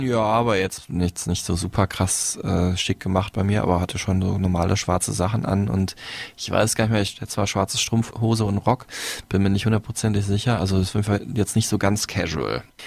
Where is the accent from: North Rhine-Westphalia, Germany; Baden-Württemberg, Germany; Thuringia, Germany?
North Rhine-Westphalia, Germany; Dortmund; aus dem Raum Dortmund, glaube ich, kommt, wo ich herkomme